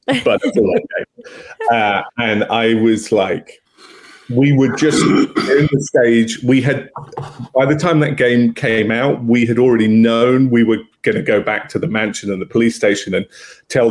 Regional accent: England, United Kingdom; I'm English

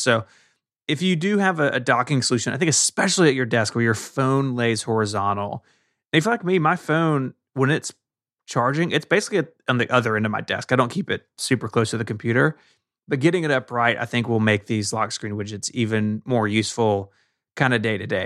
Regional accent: Memphis, Tennessee, United States; my hometown, Memphis, Tennessee

